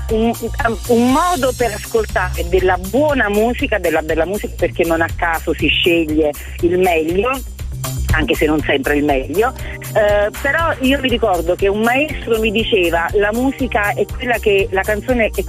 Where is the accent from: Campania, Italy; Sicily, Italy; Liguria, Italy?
Campania, Italy; Salerno; ero con il mio ex marito all'epoca, quindi io sono di Salerno, facevamo bellissime serate.